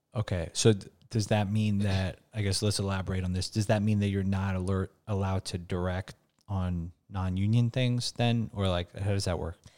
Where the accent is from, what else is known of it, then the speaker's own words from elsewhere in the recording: New York, United States; growing up in the Bronx or, like, blue collar background, being an Albanian